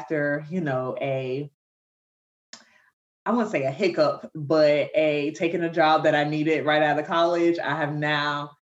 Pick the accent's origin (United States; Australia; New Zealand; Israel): United States; Savannah, Georgia; moved away as an adult; now in Atlanta, United States; I'm originally from Savannah, Georgia